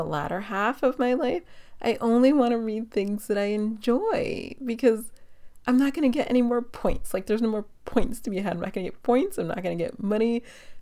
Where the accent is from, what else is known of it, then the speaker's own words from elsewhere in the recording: New York City, New York, United States; now in Los Angeles, United States; I'm from New York City.